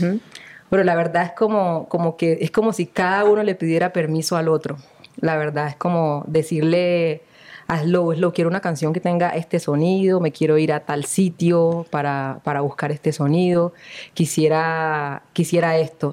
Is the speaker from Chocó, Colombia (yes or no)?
yes; Chocó, Colombia; moved away; also born or lived in Condoto / Buenaventura; yo soy criada eh, en, en el Chocó